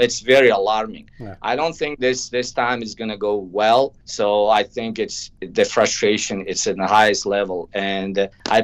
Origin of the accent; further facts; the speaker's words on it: Vanj district, Gorno-Badakhshan, Tajikistan; moved away; I'm from Vanj district, which is nearby the Womar.